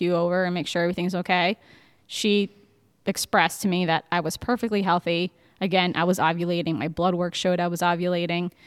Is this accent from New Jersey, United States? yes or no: yes; New Jersey, United States; moved away as an adult; also born or lived in Baltimore / Richmond / Cleveland; I'm 34 from New Jersey